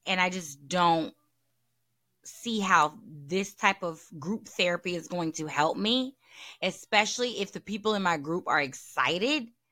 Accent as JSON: {"language": "English", "region": "the South", "country": "United States", "said": "I'm from the South"}